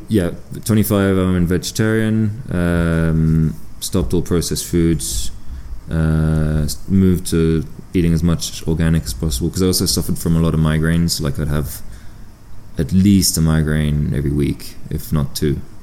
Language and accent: English; south of France, France; moved away; also born or lived in United Kingdom / Andorra; So I was born in the UK and uh, ended up uh, growing up in France, um, like way down the south of France, uh, probably two hours from Andorra